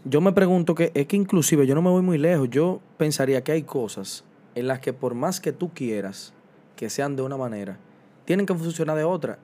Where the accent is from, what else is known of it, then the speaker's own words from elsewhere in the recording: Dominican Republic; como sociedad dominicana